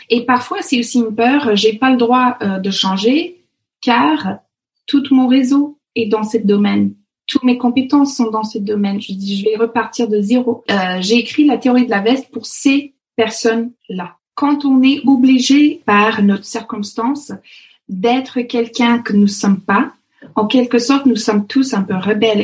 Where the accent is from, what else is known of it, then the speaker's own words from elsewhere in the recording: Fox Creek, Alberta, Canada; French is a second language; moved away as an adult; also born or lived in Paris region, France; now in Versailles area, France; l'Alberta, là où j'ai grandi, euh, les, les, gens de l'Alberta ou le Fox Creek, euh, là où j'ai grandi